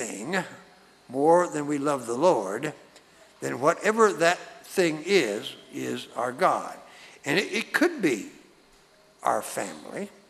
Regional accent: Texas, United States; moved away; I was born in Texas

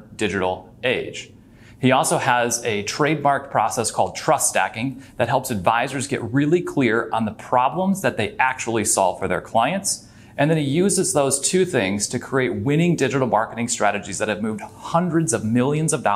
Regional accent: Michigan, United States; back in Michigan, my hometown

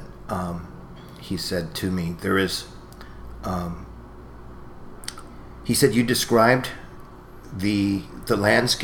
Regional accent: Ventura, California, United States; growing up in Ventura, and the mission in Ventura

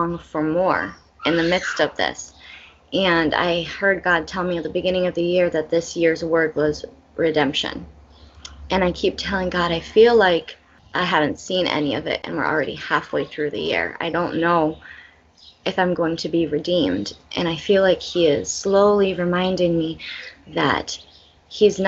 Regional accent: Belize; born or raised there

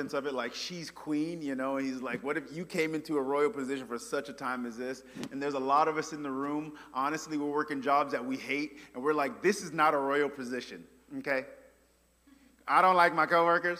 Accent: New York, United States; now in Memphis, United States; I say from New York

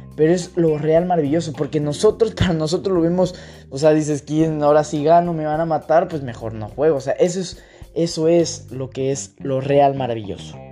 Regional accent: Mexico; yo mexicano, sé que mi cultura mexicana, en mi país

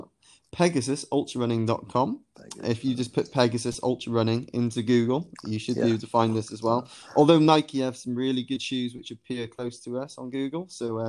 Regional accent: Penarth, Wales, United Kingdom; I'm originally from Penarth

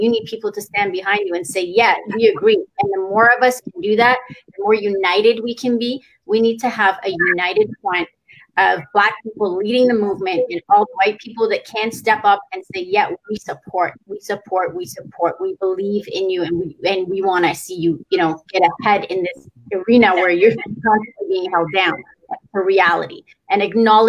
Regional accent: Iran; now in Canada; I'm Iranian. I'm from Iran.

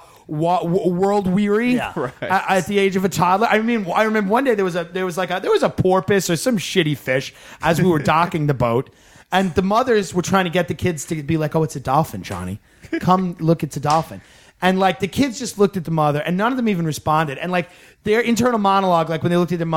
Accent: South Shore, Long Island, New York, United States; I'm from the South Shore

